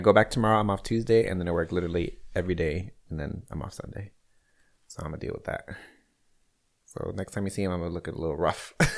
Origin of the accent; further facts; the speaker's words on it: Chicago, Illinois, United States; now in Kansas City, United States; born and raised in Chicago